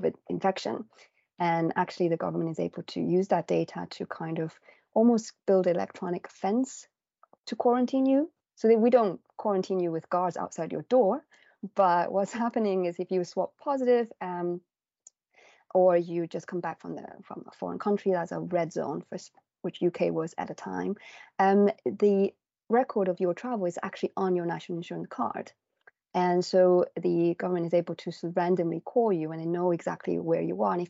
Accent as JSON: {"language": "English", "country": "Taiwan", "moved": "yes", "lives_now": "United Kingdom", "said": "I'm from Taiwan originally"}